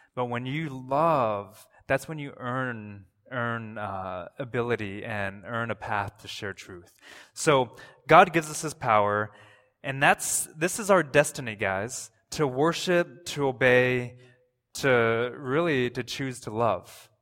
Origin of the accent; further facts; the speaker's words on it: Toronto, Ontario, Canada; I'm from Toronto